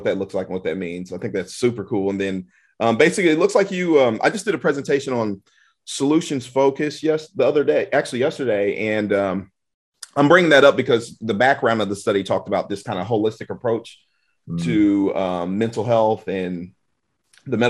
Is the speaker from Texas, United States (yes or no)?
yes; Houston, Texas, United States; Houston, that's my home state.